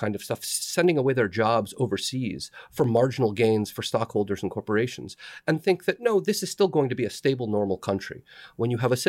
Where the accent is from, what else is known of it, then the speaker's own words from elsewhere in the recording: the South, United States; I'm from the South. I see a lot of pockets of health.